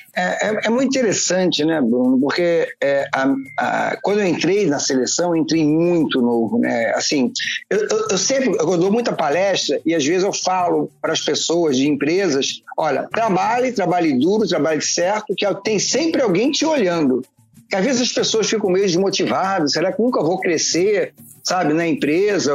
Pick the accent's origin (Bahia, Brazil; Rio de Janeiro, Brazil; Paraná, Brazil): Rio de Janeiro, Brazil; eu sou carioca do Rio de Janeiro, do bairro de São Cristóvão